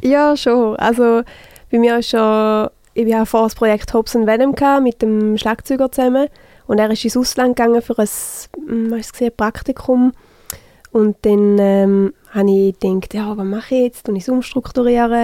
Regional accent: St. Gallen, Switzerland; accent: St. Gallen German

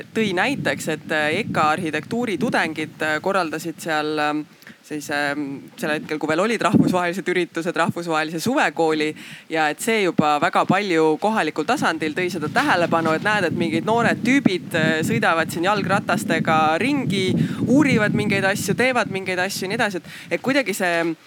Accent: Haapsalu, Lääne County, Estonia; mina ise olen Haapsalust

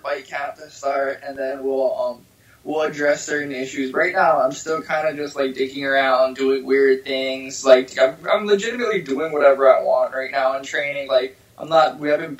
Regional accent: Hawaii, United States; I'm from Hawaii

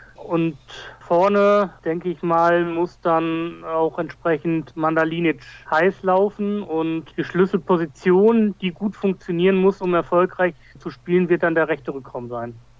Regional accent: Essen, North Rhine-Westphalia, Germany; als Essener

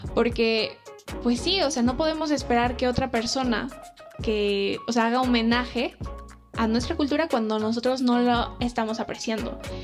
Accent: Mexico; nosotros como mexicanos

